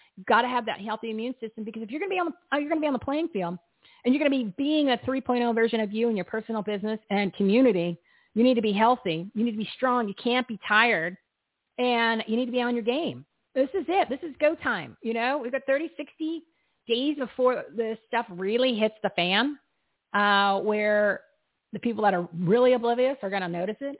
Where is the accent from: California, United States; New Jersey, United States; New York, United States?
New Jersey, United States; I'm from New Jersey